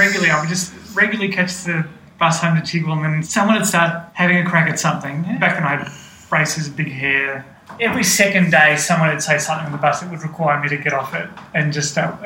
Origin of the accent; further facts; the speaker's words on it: Hobart, Tasmania, Australia; moved away as an adult; I'm from Tassie. I'm from Hobart